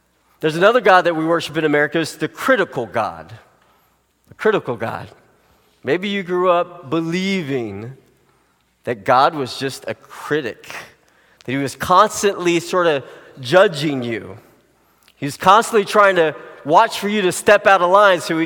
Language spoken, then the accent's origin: English; United States; you and I as Americans